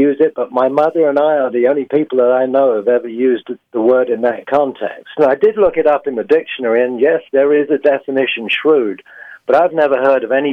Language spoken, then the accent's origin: English; England, United Kingdom; also born or lived in Midlands, England; now in Fort Worth, United States; I'm English